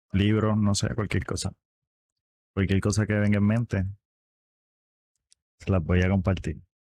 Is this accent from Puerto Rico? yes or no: yes; Puerto Rico; Soy de Puerto Rico.